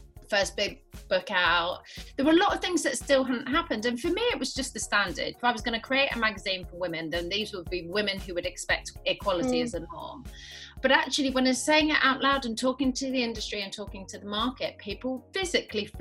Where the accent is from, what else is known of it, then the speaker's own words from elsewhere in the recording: London, United Kingdom; accent: Londoner; also born or lived in Nottingham; I was born in Nottingham, where I lived till I was about nine. And then I moved to North London, where I spent probably the more formative years. I sound more like a Londoner than I do a Midlander